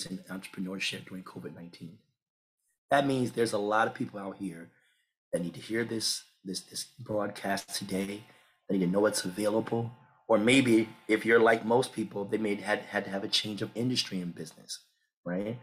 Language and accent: English; Washington, District of Columbia, United States; moved away; I'm originally from Washington, D.C.